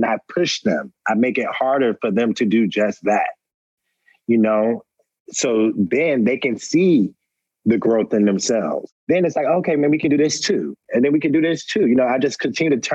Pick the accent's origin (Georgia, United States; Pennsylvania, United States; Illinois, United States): Georgia, United States; Atlanta; also born or lived in Roanoke Rapids, North Carolina; I was raised in Atlanta, but I was born in a small town in North Carolina, Roanoke Rapids, North Carolina